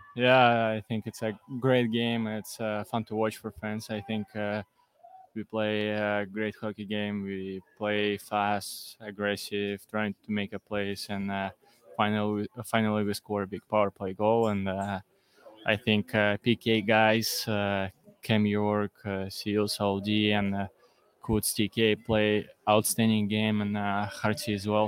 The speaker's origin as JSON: {"language": "English", "country": "Russia", "moved": "yes", "lives_now": "Philadelphia, United States", "said": "I'm from Russia"}